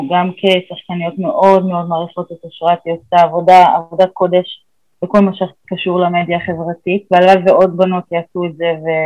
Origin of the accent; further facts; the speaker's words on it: Beersheba, Southern District, Israel; also born or lived in Ramat HaSharon; העיר שגדלתי בה